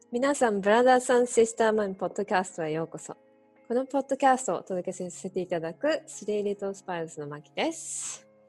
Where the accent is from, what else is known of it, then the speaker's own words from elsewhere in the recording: Japan; moved away as an adult; now in Australia; いつかでも日本にいた年数を超える時が来る